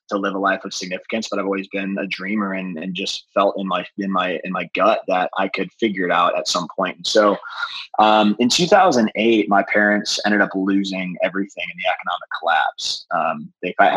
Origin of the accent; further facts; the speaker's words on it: North Chicago, Illinois, United States; moved away as an adult; also born or lived in Goodyear, Arizona; now in San Diego, United States; I grew up in North Chicago, about 45 minutes north of the city